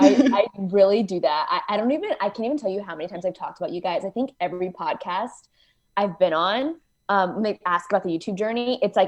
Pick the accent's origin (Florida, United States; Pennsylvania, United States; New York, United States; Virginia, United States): Virginia, United States; Virginia Beach; now in Washington, D.C., United States; I'm from Virginia Beach, Virginia originally, and I live in Washington, D.C. right now.